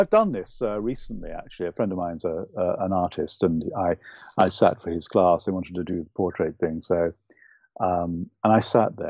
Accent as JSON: {"language": "English", "country": "United Kingdom", "tie": "born or raised there", "accent": "UK accent", "said": "I'm Irish, but I don't have the beautiful, lyrical Irish accent. I really wish I did, but it would be false of me to try and copy it. I was brought up largely in the UK, so I speak with a UK accent."}